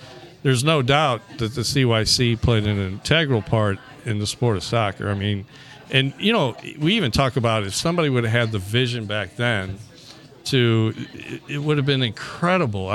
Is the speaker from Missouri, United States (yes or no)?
yes; Florissant, Missouri, United States; I grew up in Florissant